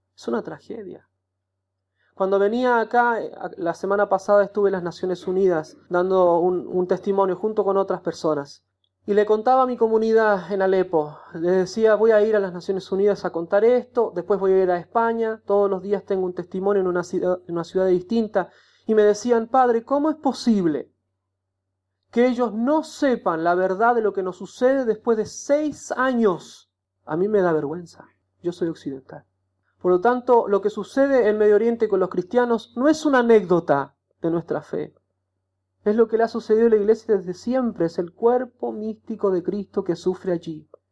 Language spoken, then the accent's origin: Spanish; Chile; moved away as an adult; now in Aleppo, Syria; soy de Chile